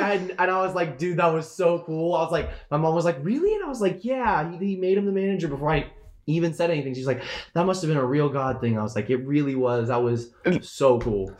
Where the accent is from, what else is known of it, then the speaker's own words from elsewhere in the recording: Florida, United States; now in Washington, United States; I grew up in Florida. Um, I moved to I moved to Washington five years ago